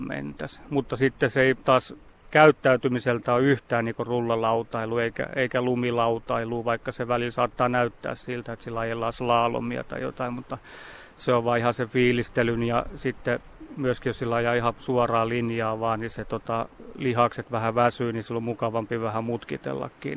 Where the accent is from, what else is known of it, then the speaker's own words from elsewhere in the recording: Imatra, South Karelia, Finland; itse olen Imatralta kotosi